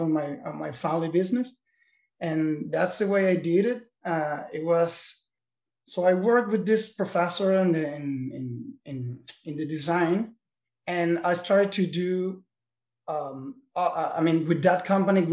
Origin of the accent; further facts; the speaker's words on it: Caracas, Capital District, Venezuela; moved away as an adult; also born or lived in New York, United States; now in Miami, United States; I was raised and born in Venezuela, in Caracas, in the capital.